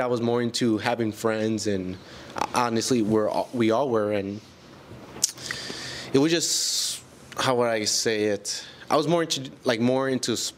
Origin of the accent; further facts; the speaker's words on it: Milwaukee, Wisconsin, United States; I was born and raised in Milwaukee